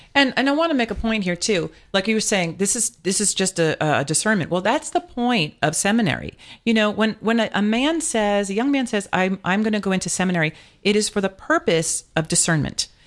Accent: Ohio, United States; I'm from Ohio

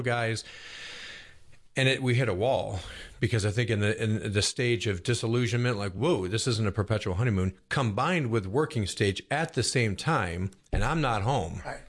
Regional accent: Buffalo, New York, United States; now in Roswell, United States; I grew up in Buffalo, New York, which is a big Catholic

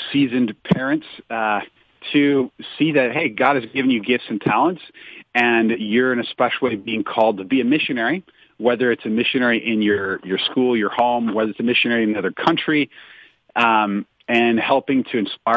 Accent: St. Louis, Missouri, United States; moved away as an adult; also born or lived in Nashville; I'm from St. Louis, Missouri, originally

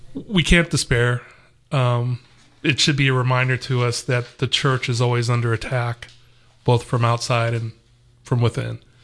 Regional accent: Los Angeles, California, United States; moved away as an adult; also born or lived in Texas; now in Atlanta, United States; I'm originally from Los Angeles, and we had moved from Los Angeles basically mm. uh, through Texas to here

